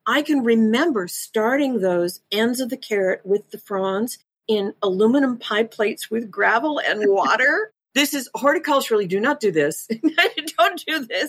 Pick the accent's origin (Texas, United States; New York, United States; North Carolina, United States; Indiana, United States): New York, United States; Rochester; born or raised there; also born or lived in Seattle, Washington